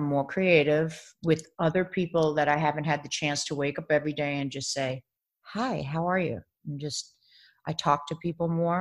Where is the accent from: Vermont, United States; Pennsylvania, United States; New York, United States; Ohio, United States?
New York, United States; Baldwin; moved away as an adult; also born or lived in The Bronx; now in Los Angeles, United States; I grew up in Baldwin, Long Island